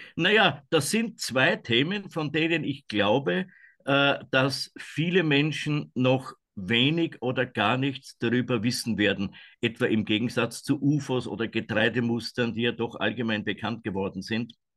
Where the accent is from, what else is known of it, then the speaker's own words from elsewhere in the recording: Kamp valley, Waldviertel, Lower Austria, Austria; hier in meiner Heimat